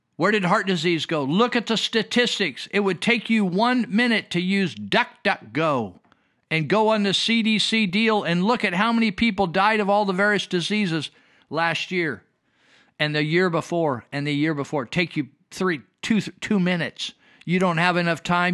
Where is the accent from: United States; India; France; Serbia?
United States; I'm an American. I am not a Russian